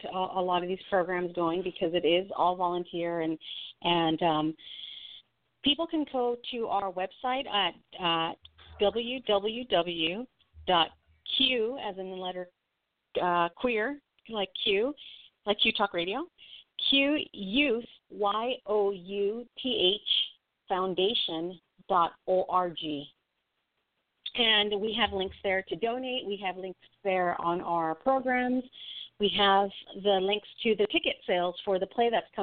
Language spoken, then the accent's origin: English; Los Angeles, California, United States; I grew up in Northeast